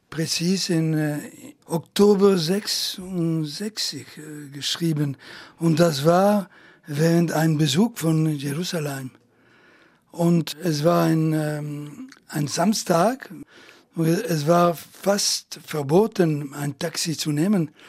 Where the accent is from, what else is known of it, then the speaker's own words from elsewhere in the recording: Italy; German is a second language; In Italien auch, wo äh, ich bin Italiener geblieben, aber äh, bevor dass ich in Frankreich berühmt war, wollten die Italiener mich nicht hören.